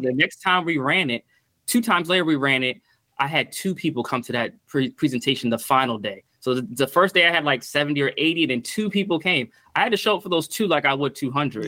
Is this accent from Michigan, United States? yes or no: no; Stamford, Connecticut, United States; also born or lived in Petersburg, Virginia; most of my childhood and early adult life was in Stamford, Connecticut